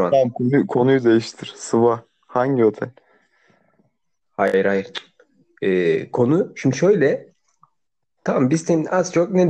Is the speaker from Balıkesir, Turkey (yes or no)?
no; İzmit, Kocaeli, Turkey; İzmitlisin. İzmitliyim değil mi? Aynen.